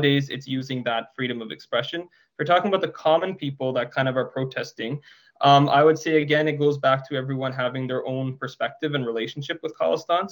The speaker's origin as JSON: {"language": "English", "town": "Surrey", "region": "British Columbia", "country": "Canada", "tie": "born or raised there", "said": "I grew up in Surrey as well"}